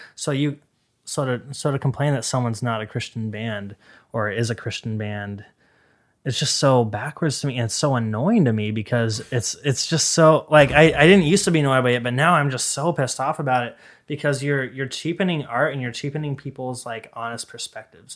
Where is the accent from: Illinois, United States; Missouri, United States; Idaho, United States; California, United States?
Idaho, United States; Boise; I was raised in Idaho